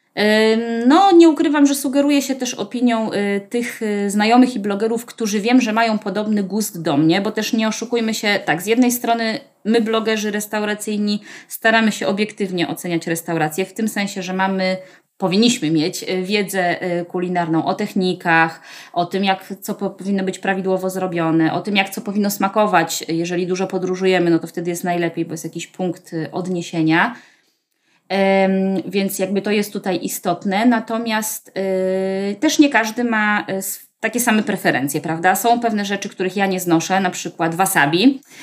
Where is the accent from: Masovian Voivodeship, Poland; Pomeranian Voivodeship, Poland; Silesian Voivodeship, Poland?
Masovian Voivodeship, Poland; Warsaw; Ja jestem w ogóle rodowitą warszawianką, y, z dziada, pradziada, y, ale całe życie, y, wcześniejsze spędziłam na Ursynowie.